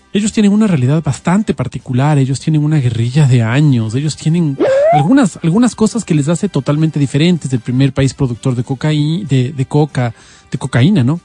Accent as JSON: {"language": "Spanish", "country": "Ecuador", "said": "nosotros como ecuatorianos"}